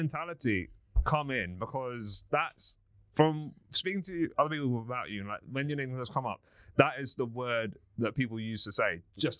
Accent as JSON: {"language": "English", "town": "Cricklewood", "region": "London", "country": "United Kingdom", "tie": "born or raised there", "said": "I grew up in Charles Hill, Cricklewood."}